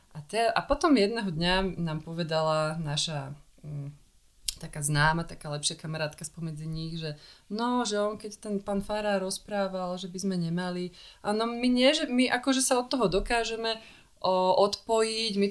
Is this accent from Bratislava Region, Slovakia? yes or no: yes; Bratislava, Bratislava Region, Slovakia; Ja som si myslela, že nás nebudú chcieť prijať, lebo sme z Bratislavy